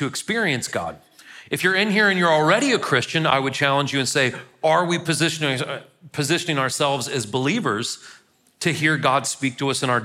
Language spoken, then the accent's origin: English; St. Louis, Missouri, United States; now in Murfreesboro, United States; I'm from St. Louis.